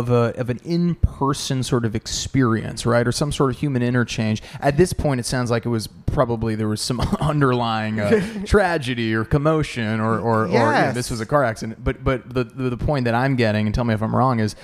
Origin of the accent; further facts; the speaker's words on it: New Jersey, United States; I'm from New Jersey originally